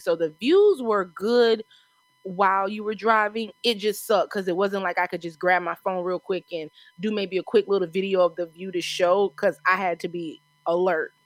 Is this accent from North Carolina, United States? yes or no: no; South Carolina, United States; accent: South Carolina; moved away as an adult; also born or lived in Texas / Washington; I'm from here